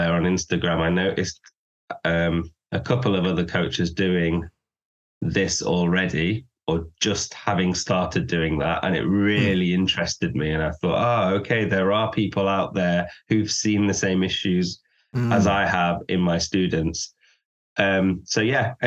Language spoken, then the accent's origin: English; Manchester, North West England, United Kingdom; first language English; from Manchester. Love this city.